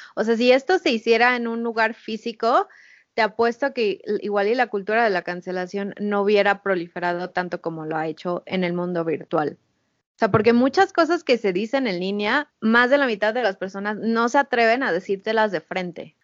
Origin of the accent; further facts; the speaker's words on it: Mexico; nuestra experiencia como mexicanos